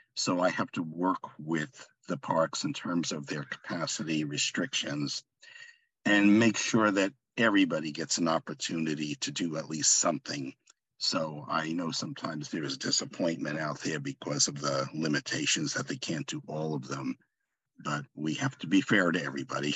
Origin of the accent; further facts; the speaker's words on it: Long Island, New York, United States; now in Laguna Hills, United States; I'm originally from Long Island, New York oh. and currently reside in Southern California, Laguna Hills